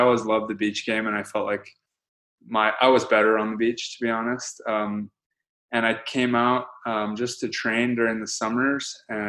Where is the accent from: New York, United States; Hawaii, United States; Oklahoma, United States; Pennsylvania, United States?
Hawaii, United States; Honolulu; now in Los Angeles, United States; I grew up in Hawaii, Honolulu, Hawaii. And I'm actually headed back there in 2 days. I'm excited about that. But I'm born and raised out there. Some of my family's still out there.